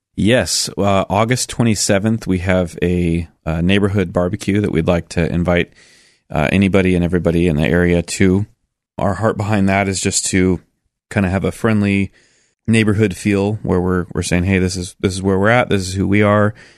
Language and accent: English; Milwaukie, Oregon, United States; also born or lived in Sandy, Oregon; I actually grew up in Milwaukee